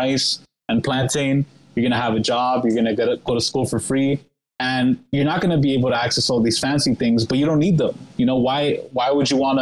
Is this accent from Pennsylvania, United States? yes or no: no; New York, United States; moved away; when I was living in New York, I'm from New York